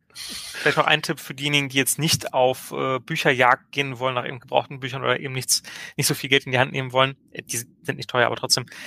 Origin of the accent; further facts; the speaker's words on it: Hildesheim, Lower Saxony, Germany; aus meiner Heimatstadt Hildesheim